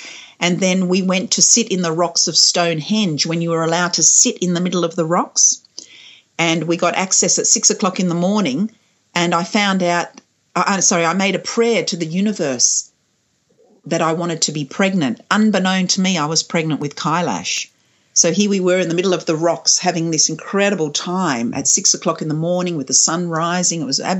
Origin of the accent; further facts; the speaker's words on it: Kuwait; born there; I know I was born in Kuwait. I think I was born in a hospital in Kuwait, actually.